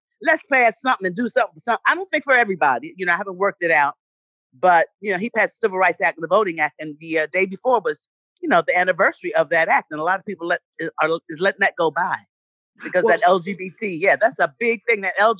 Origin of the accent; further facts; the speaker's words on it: New York City, New York, United States; also born or lived in Winston-Salem, North Carolina; Yes, I'm from Winston-Salem, North Carolina. North Carolina? Yes, but I was raised in Harlem, in New York.